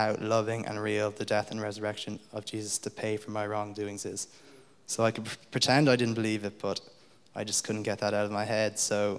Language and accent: English; Munster, Ireland; although I don't sound like it, I was actually born and raised in South County Limerick, not South County Dublin.